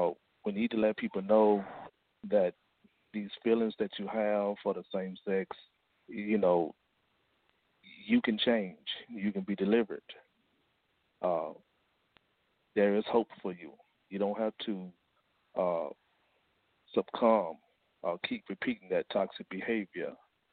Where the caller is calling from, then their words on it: Fort Worth, Texas, United States; I'm calling from Fort Worth, Texas, the Lost Found Israelites Ministry.